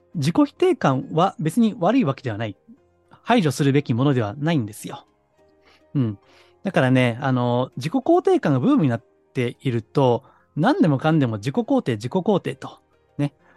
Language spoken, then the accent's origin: Japanese; Kansai, Japan; 私はあの、関西の出身ですからね